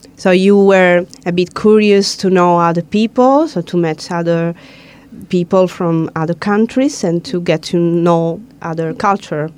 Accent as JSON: {"language": "English", "region": "South Italy", "country": "Italy", "said": "I'm from Italy and from the south"}